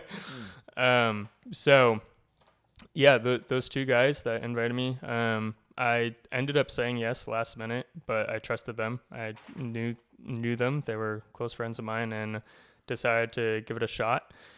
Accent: Cumberland, Rhode Island, United States; moved away as an adult; now in Connecticut, United States; I grew up in Cumberland, Rhode Island, so only about an hour from here.

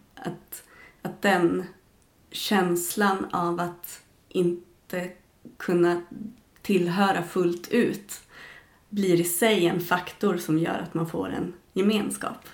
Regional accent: Arboga, Västmanland, Sweden; now in Tornedalen, Sweden; Där jag växte upp också

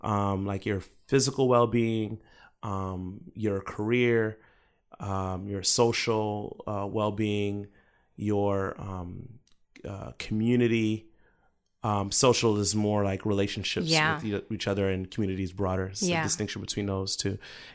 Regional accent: Jacksonville, Florida, United States; also born or lived in Brooklyn; So when I was about 8 years old, my aunt, I moved from Brooklyn to Jacksonville, Florida, where my aunt was living at the time.

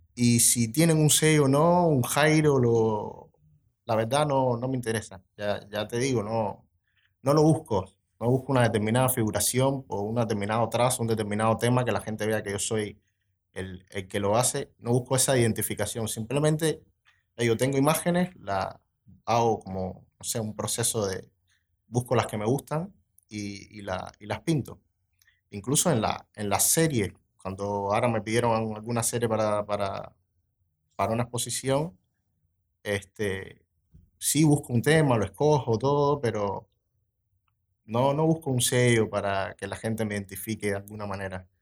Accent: Cuba; moved away as an adult; now in Montevideo, Uruguay; vengo de Cuba. hace tres años que vivo aquí en Uruguay

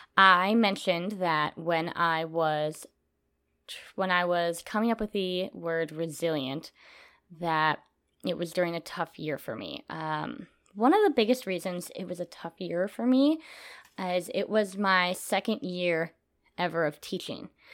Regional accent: Minnesota, United States; moved away as an adult; now in Texas, United States; I am from Minnesota

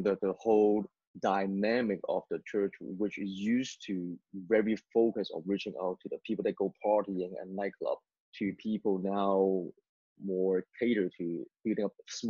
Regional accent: Hong Kong; moved away; I was born in Hong Kong

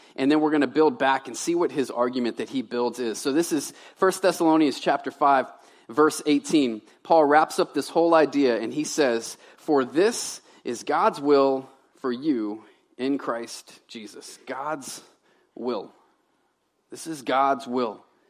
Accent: Baton Rouge, Louisiana, United States; moved away as an adult; also born or lived in Tennessee / Medway, Maine; now in Maine, United States; I'm a Southern boy. I was raised in Baton Rouge

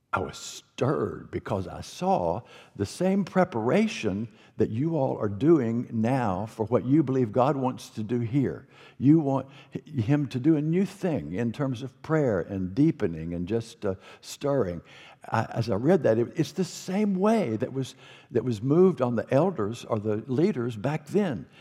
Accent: North Carolina, United States; North Carolina, my home state

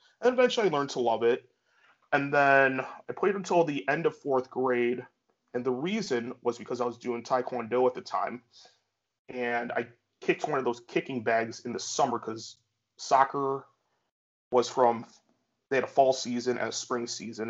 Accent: Geneva, Illinois, United States; I'm actually from Geneva, an hour west of Chicago

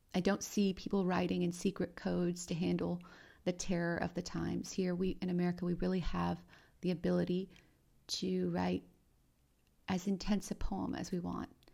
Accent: Romania; moved away; I was born in Romania

